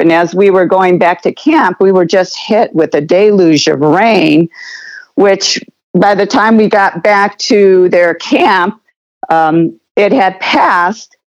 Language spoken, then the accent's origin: English; United States